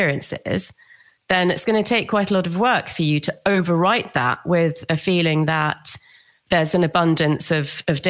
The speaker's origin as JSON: {"language": "English", "region": "London", "country": "United Kingdom", "tie": "born or raised there", "also_born_or_lived": "Australia", "said": "I grew up in London"}